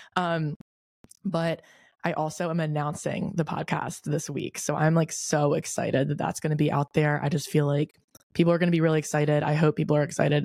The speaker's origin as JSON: {"language": "English", "region": "Delaware", "country": "United States", "also_born_or_lived": "Newark, Delaware / Wilmington, Delaware", "moved": "as an adult", "lives_now": "Charleston, United States", "said": "I'm from Delaware. I think I've said this before, but I'm from Delaware. I live in Newark, but I went to high school in Wilmington."}